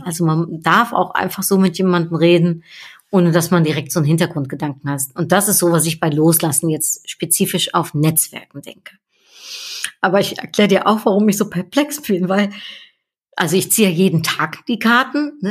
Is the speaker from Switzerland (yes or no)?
no; Netherlands; now in Cologne, Germany; wir Niederländer